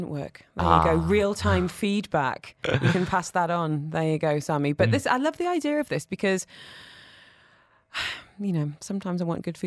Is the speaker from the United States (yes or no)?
no; United Kingdom; now in Dubai, United Arab Emirates; I'm British. I've got to have a roast dinner on a Sunday.